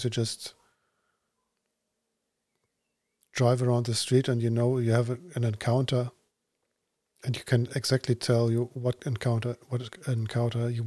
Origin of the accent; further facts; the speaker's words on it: Braunschweig, Lower Saxony, Germany; moved away; I was living in Braunschweig